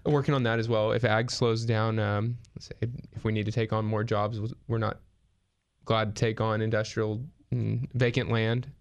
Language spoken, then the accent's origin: English; Fresno, California, United States; moved away as an adult; now in Grover Beach, United States; we're both from the Central Valley, Fresno area